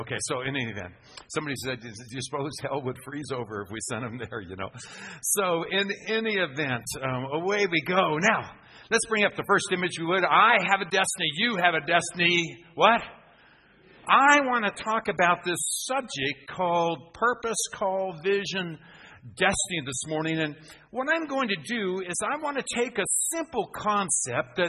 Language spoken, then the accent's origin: English; Phoenix, Arizona, United States; I'm from Phoenix, Arizona in the United States